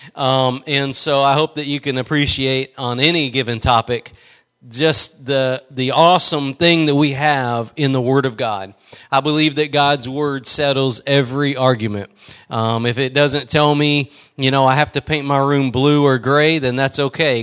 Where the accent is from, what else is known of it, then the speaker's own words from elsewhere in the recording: East Texas, United States; I'm just from East Texas.